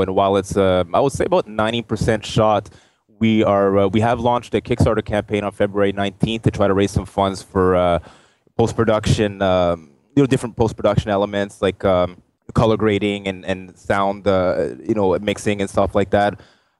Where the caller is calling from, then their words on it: Ottawa, Ontario, Canada; Ottawa, Canada.